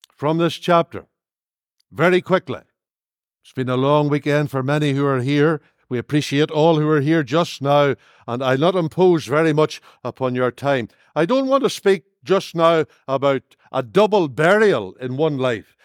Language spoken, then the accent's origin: English; Northern Ireland, United Kingdom; now in Lurgan, United Kingdom; Come from Northern Ireland